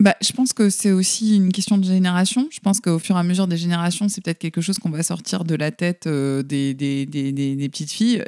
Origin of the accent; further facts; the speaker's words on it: the South, southern France, France; je viens du Sud, donc dans une société un peu, euh, patriarcale